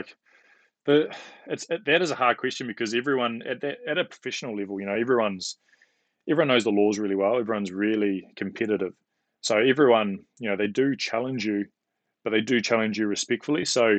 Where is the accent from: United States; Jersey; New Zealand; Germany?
New Zealand; Tasman; also born or lived in Dunedin / Wellington; now in Auckland, New Zealand; I grew up in Tasman. I studied in Dunedin. I lived in Wellington and, you know, now I live in Auckland.